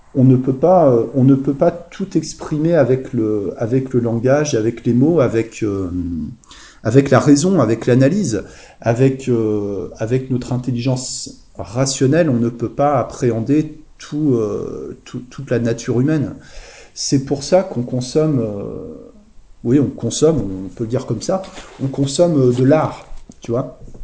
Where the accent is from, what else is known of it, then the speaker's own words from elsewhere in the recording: Le Havre, Normandy, France; ça me rappelle mon enfance en fait. Je, suis né, je suis né au Havre en Normandie